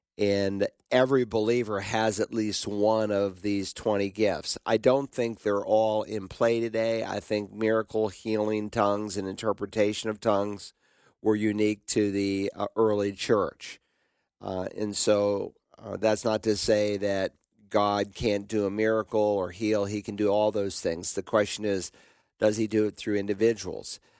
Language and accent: English; the South, Southern United States, United States; accent: Southern; in Southern English, we'd say "you all,"